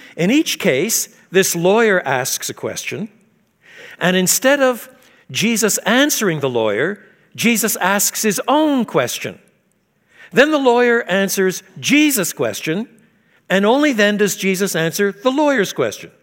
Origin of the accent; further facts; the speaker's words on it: Quebec, Canada; I was brought up in French Canada.